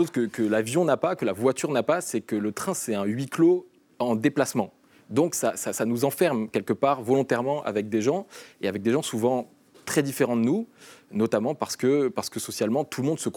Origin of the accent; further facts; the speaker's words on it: Provence-Alpes-Côte d'Azur, France; j'en choisirai une qui est en Provence, qui est ma région de natale, et qui est une ligne qui est extrêmement près de chez nous, qui est la, Côte Bleue.